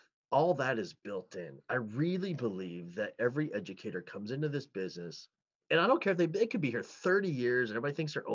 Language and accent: English; New Jersey, United States; I grew up in New Jersey